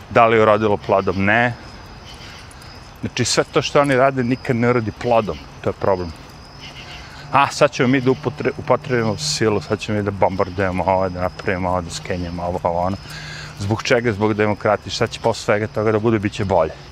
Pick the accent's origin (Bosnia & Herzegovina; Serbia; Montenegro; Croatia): Serbia; now in New York, United States; Ja, kao neki lik koji dolazim iz Srbije